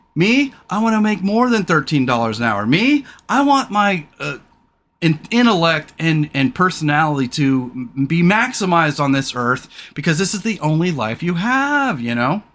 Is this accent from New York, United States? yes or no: no; Redding, California, United States; also born or lived in Surf Central (coastal area); When I moved, for the first time, we moved to this kind of bohunk town called Redding, California